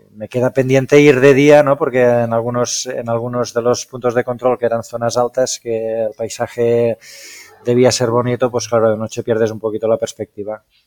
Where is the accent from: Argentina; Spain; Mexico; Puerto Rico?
Spain; yo soy nacido en Trem, que es el pueblo donde ejerzo de médico